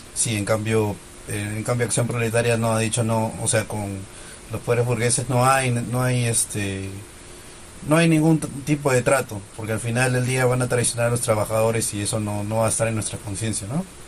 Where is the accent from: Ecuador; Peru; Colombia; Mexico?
Peru; como peruano